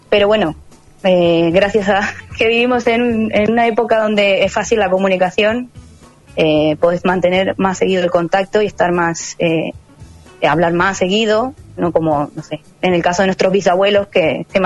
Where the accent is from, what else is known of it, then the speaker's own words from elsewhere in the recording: Argentina; moved away; sé que tengo acento, pero yo no me doy cuenta pero cuando hablo con una persona de acá, enseguida me sacan la ficha que soy de Argentina, ¿eh?